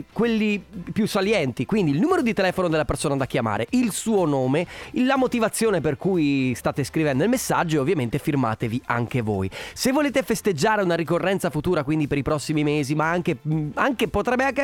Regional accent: Piove di Sacco, Veneto, Italy; Di piove.

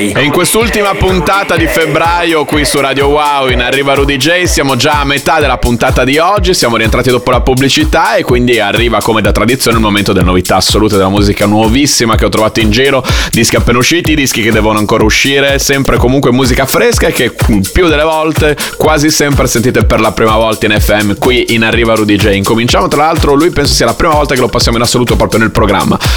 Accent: Bologna, Emilia-Romagna, Italy; bolognese come me

